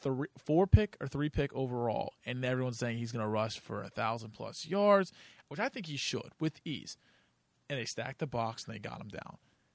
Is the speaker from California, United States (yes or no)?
no; Columbus, Ohio, United States; I'm from Columbus, Ohio. I'm a diehard Ohio State fan.